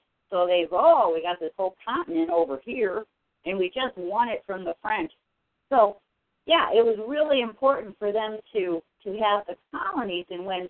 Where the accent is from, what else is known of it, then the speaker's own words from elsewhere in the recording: United Kingdom; since, you know, I'm from England and Wales, my history